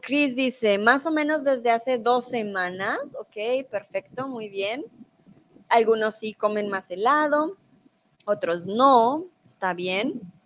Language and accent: Spanish; Colombia; first language Spanish; also born or lived in Mexico; now in Germany; yo soy de Colombia y vivo en Alemania, ahora estoy en México